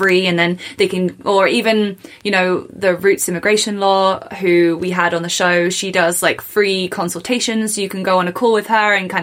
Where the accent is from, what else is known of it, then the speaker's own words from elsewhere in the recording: England, United Kingdom; moved away as an adult; now in Canada; I'm from England